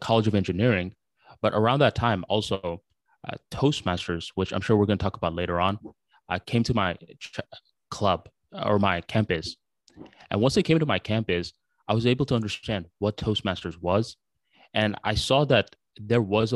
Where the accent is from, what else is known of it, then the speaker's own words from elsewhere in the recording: United States; English is a second language; also born or lived in Bangladesh; around 5 years old when I came to the United States of America